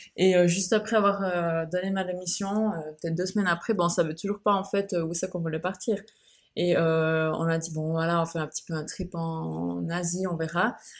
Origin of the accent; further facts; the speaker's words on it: Switzerland; moved away as an adult; now in Bali, Indonesia; j'ai quitté la Suisse, donc mon pays d'origine où je suis née. J'ai grandi et j'ai passé 26 ans de ma vie